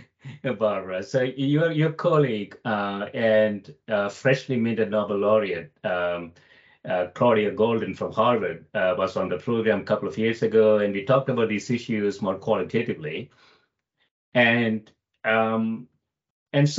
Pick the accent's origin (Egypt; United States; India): India; moved away; I grew up in India